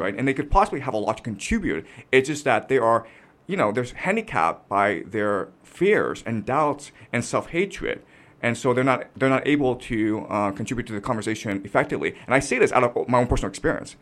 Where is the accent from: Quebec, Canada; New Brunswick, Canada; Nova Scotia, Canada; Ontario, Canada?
Ontario, Canada; Toronto; moved away as an adult; now in China; I had a very tough time growing up in Canada